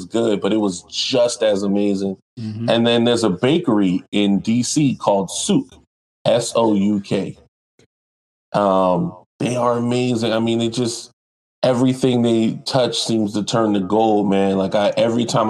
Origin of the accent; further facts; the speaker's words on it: North Charleston, South Carolina, United States; I'm from North Charleston. That's where I live at. I'm still here.